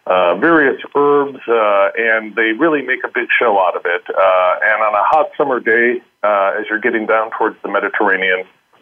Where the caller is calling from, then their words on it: Vienna, Austria; I normally live in San Francisco, but I'm calling in from Vienna.